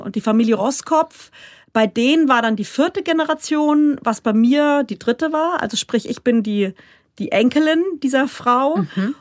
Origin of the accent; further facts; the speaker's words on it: Rhineland-Palatinate, Germany; accent: Pfälzisch; first language Palatine German; now in Bavaria, Germany; bei uns daheim, ich komme aus der Palz